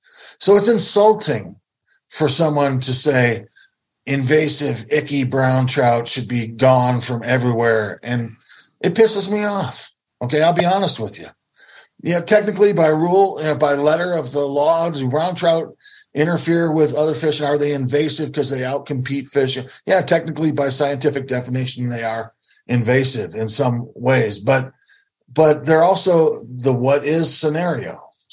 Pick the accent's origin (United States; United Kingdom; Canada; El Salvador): United States; Great Lakes; I was born and raised on the Great Lakes, probably the most manipulated fish ecosystem in the history of the world